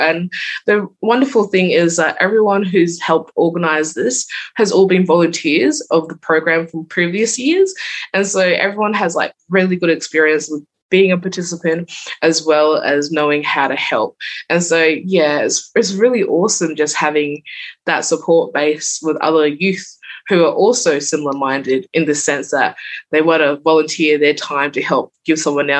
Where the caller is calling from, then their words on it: Port Lincoln, South Australia, Australia; I'm calling in from Kalinyala, which is the native word for Port Lincoln, and it's bungalow country.